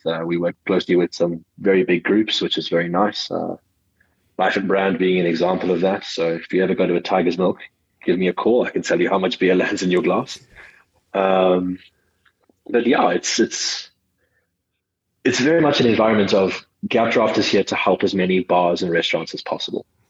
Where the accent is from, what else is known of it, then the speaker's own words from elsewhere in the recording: Johannesburg, Gauteng, South Africa; also born or lived in KwaZulu-Natal / Cape Town; I was born in uh, Johannesburg, South Africa